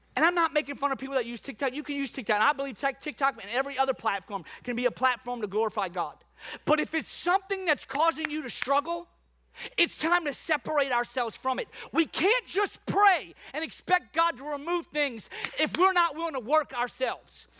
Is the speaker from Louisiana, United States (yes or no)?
yes; New Orleans, Louisiana, United States; moved away; I'm from New Orleans